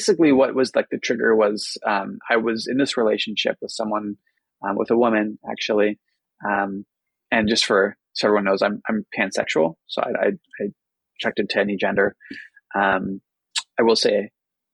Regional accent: Bay Area, California, United States; also born or lived in New York; I grew up in the Bay Area where it's, you know, a little more open-minded

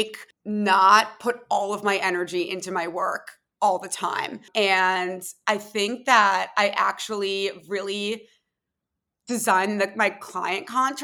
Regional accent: Philadelphia, Pennsylvania, United States; moved away as an adult; also born or lived in Tel Aviv; I was born and raised in Philadelphia, went to school in Philly, and then actually moved to Tel Aviv right after I graduated from college

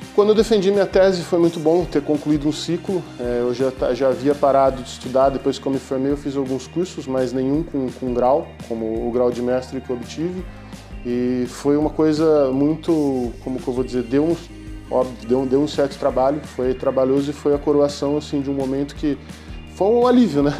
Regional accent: Campinas, São Paulo, Brazil; moved away as an adult; now in Braga, Portugal; eu sou de Campinas, São Paulo, no Brasil

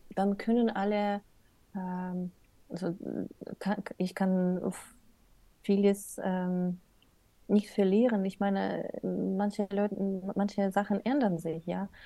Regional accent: Odesa, Odesa Oblast, Ukraine; first language Russian; German is a second language; moved away as an adult; now in Germany; ich komme aus Odessa, wo Russisch wird meistens gesprochen.

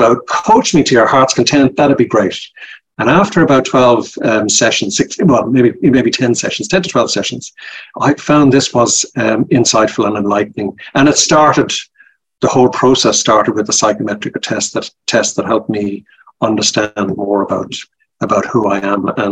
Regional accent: Dublin, Leinster, Ireland; moved away as an adult; now in Australia; You can tell by my accent, I'm originally from Ireland. I'm from Dublin. And yes. I emigrated to Australia about 30 years ago, and I never lost my accent.

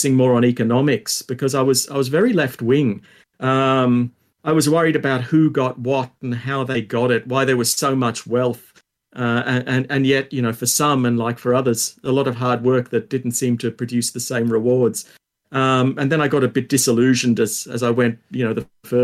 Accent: Sydney, New South Wales, Australia; I grew up in Ashfield, which is a it's a suburb of Sydney

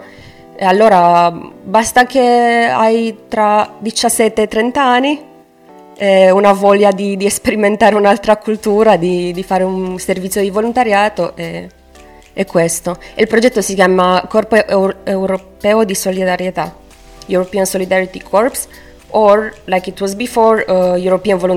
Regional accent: Romania; Italian is a second language; moved away as an adult; now in Pescara, Italy; Io sono di Romania, eh, faccio anche io come, come, gli altri volontari il volontariato europeo qua a Pescara.

